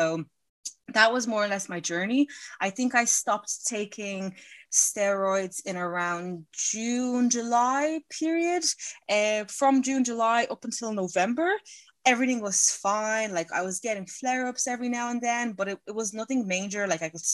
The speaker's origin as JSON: {"language": "English", "country": "Ireland", "said": "I'm from Ireland"}